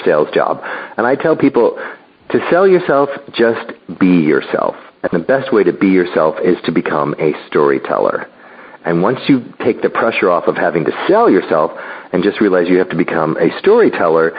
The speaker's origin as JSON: {"language": "English", "town": "Chicago", "region": "Illinois", "country": "United States", "tie": "born or raised there", "also_born_or_lived": "California", "moved": "as an adult", "said": "growing up in Chicago and going to college"}